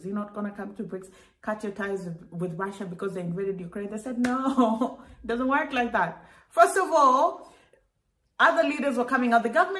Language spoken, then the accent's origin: English; Kenya; I've learned that one, I'm a Black person, and two, I come from Africa, and three, a country called Kenya.